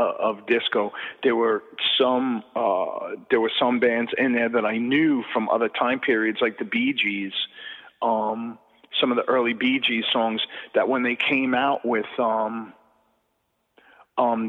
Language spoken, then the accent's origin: English; Long Island, New York, United States; also born or lived in Queens, New York; I was only in Queens as a little guy and moved out to Long Island. So I really kind of grew up in a kind of a cultural blank spot